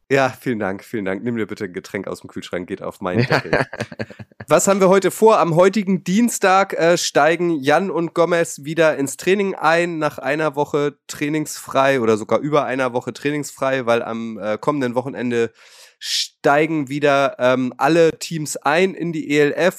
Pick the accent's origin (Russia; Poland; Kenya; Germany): Germany; Hamburg; als Hamburger